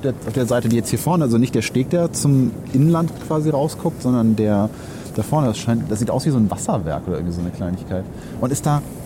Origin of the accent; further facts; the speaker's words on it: Germany; als Deutscher